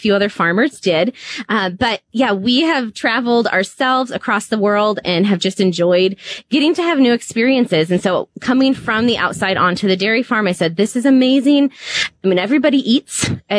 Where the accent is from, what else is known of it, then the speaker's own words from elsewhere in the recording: Minneapolis, Minnesota, United States; moved away as an adult; now in Iowa, United States; I grew up in the Twin Cities